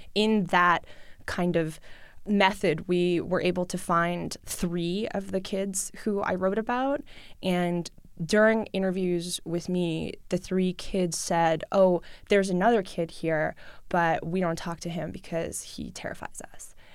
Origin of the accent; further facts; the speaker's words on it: New York City, New York, United States; first language Russian; English is a second language; I grew up in New York City. I grew up with my mom. I went to public school. I speak Russian at home uh, with my family. I learned English in school